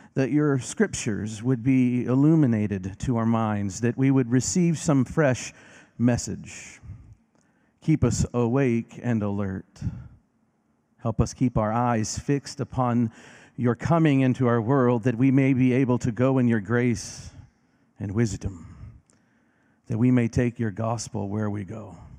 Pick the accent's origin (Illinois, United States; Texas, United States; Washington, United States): Illinois, United States; Decatur; moved away; Decatur, Illinois, my hometown